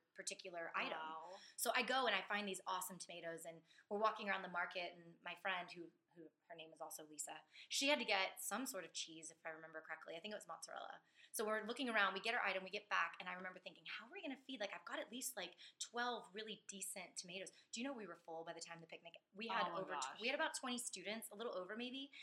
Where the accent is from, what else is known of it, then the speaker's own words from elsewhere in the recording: Katy, Texas, United States; I grew up in Katy on the west side